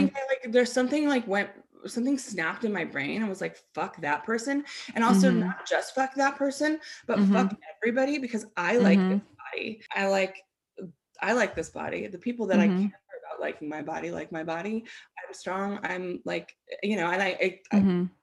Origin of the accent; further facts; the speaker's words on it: United States; also born or lived in Boulder; I grew up in the United States